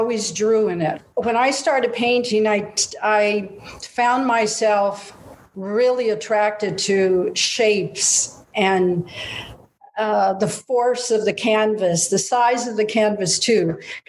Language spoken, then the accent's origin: English; San Gabriel, California, United States; also born or lived in Altadena, California; I was born in San Gabriel and I lived in Altadena